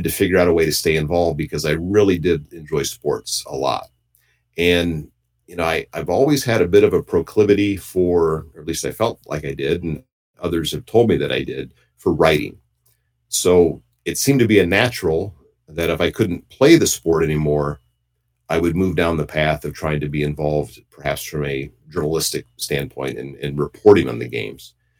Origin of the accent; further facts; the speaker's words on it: Decatur, Indiana, United States; moved away; also born or lived in Alaska / Michigan; I was born in Decatur, Indiana, which is a pretty small town